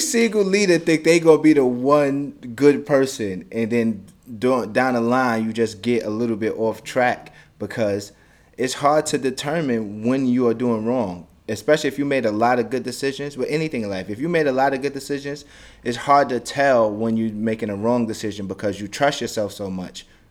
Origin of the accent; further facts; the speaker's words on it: United States; I'm from America